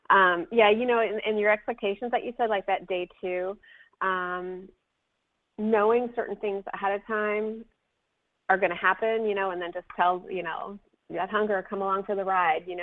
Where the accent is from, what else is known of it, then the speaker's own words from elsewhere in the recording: Florida, United States; right to Florida, right in my home state here.